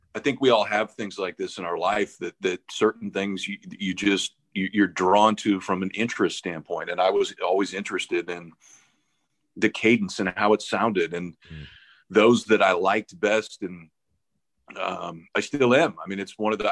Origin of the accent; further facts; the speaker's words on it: Omaha, Nebraska, United States; moved away; also born or lived in Stanford; I grew up in Omaha